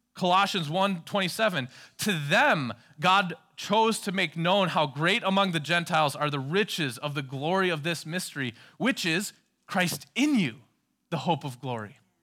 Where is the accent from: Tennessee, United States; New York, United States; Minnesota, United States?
Minnesota, United States; I was from Minnesota